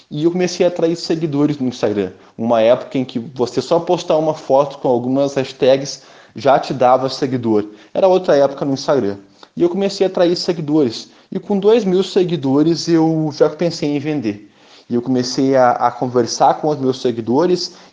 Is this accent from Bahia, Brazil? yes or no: no; Rio Grande do Sul, Brazil; eu sou gaúcho